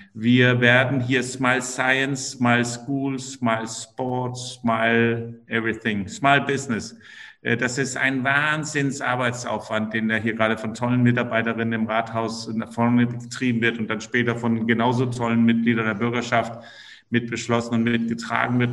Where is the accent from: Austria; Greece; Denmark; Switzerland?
Denmark; now in Rostock, Germany; ich bin Däne